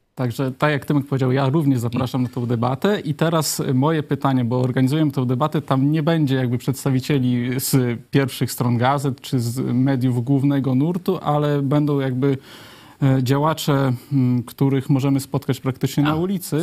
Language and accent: Polish; Lublin Voivodeship, Poland; u nas na Lubelszczyźnie